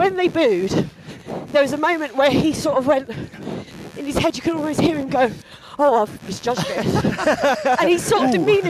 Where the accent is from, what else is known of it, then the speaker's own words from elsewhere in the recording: Kent, South East England, United Kingdom; I'm from Kent.